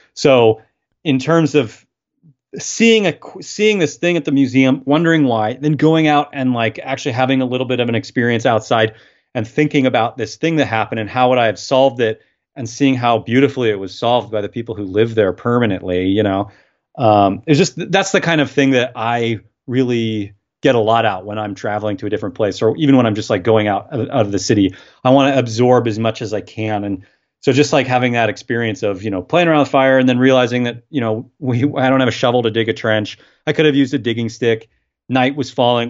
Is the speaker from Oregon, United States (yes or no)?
yes; Portland, Oregon, United States; I've born and raised in Portland